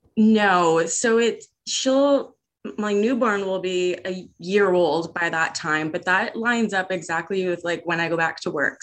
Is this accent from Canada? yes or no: yes; Hamilton, Ontario, Canada; also born or lived in Vancouver; Hamilton's my hometown, but I did live out in Vancouver for about two years